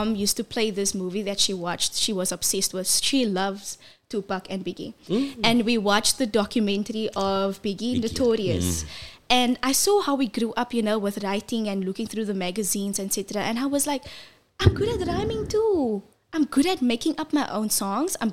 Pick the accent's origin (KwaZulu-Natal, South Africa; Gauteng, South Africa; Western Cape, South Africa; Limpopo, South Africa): Western Cape, South Africa; Cape Town; I am born and raised in Belhar, 7493.